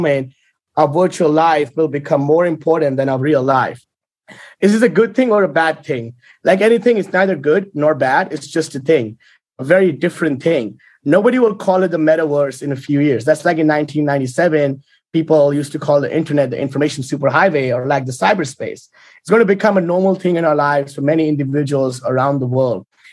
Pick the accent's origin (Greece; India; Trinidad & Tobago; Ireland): India; I was born in India